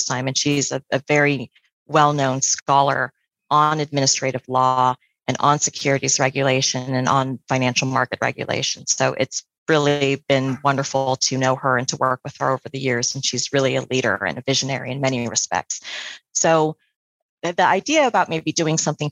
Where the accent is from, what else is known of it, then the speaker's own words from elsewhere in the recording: Central Valley, California, United States; I'm from the Central Valley in California, which is a rural area. And I did 4-H and competed at the California State Fair and the County Fair